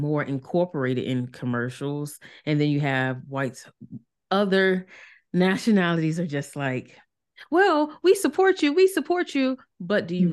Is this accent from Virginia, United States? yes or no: yes; Norfolk, Virginia, United States; I grew up in North, we like Norfolk, Virginia